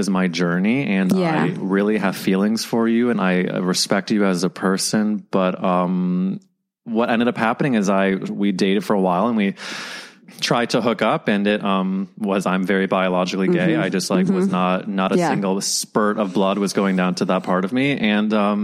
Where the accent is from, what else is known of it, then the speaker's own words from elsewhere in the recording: Midwest, United States; growing up in the Midwest.